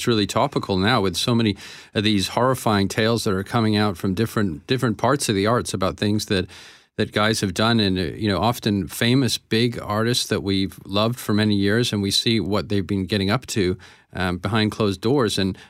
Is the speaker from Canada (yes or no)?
yes; Canada; also born or lived in Paris / Rome; Now, maybe that mix, maybe that's being Canadian as well.